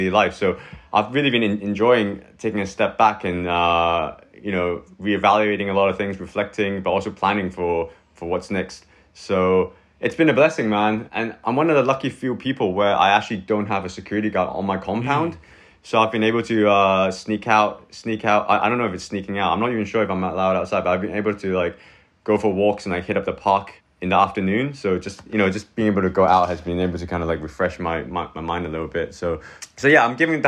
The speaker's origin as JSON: {"language": "English", "country": "Hong Kong", "tie": "born or raised there", "also_born_or_lived": "Manchester, United Kingdom / Vancouver, Canada / India", "moved": "as an adult", "lives_now": "Shanghai, China", "said": "born and raised in Hong Kong till I was 18."}